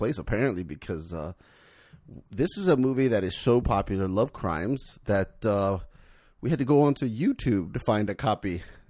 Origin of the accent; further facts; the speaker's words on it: South Florida, United States; I grew up in South Florida where the humidity's high.